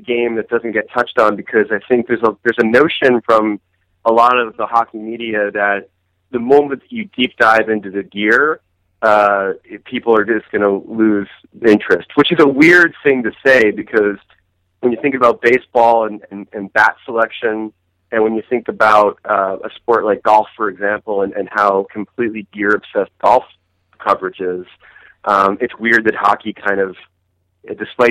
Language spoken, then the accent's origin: English; New Jersey, United States; I played floor hockey growing up in Jersey